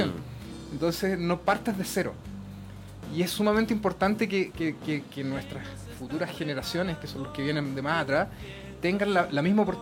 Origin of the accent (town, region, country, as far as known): Chile